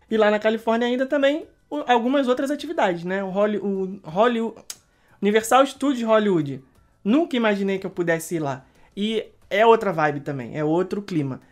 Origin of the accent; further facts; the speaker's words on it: Rio de Janeiro, Brazil; moved away; nós que somos cariocas, a gente sente muita falta de, de, da praia, né? Não, nós não morávamos na beira da praia, nós morávamos na Zona Norte